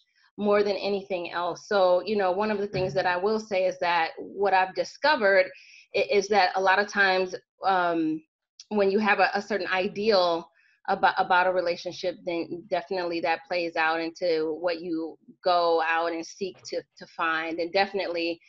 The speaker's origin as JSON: {"language": "English", "region": "Southwest Michigan", "country": "United States", "tie": "born or raised there", "said": "I'm actually from Michigan, from Southwest Michigan"}